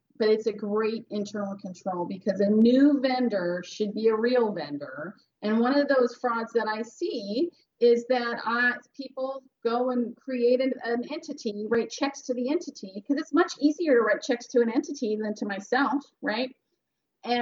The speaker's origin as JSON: {"language": "English", "area": "Central Valley", "region": "California", "country": "United States", "tie": "born or raised there", "said": "I grew up in the Central Valley, which really is a place."}